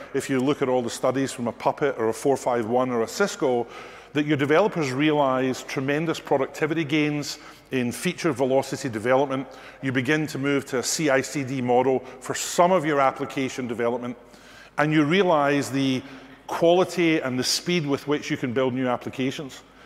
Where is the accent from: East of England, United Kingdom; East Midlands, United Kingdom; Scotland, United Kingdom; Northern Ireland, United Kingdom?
Scotland, United Kingdom; accent: Scottish; my Scottish accent